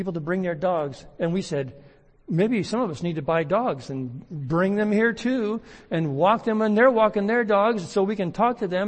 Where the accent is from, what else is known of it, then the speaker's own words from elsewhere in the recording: United States; I'm an American